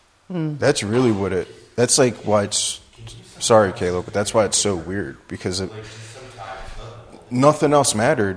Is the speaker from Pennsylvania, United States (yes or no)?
yes; Philadelphia, Pennsylvania, United States; moved away as an adult; I'm an alcoholic from Philadelphia. Came out here like 17 months ago to get sober.